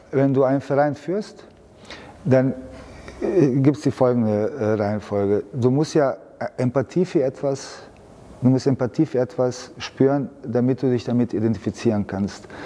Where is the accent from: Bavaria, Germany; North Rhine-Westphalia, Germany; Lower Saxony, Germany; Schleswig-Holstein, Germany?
Bavaria, Germany; Munich; born there; Ja, ich bin ja in München geboren, ich kenne mich aus.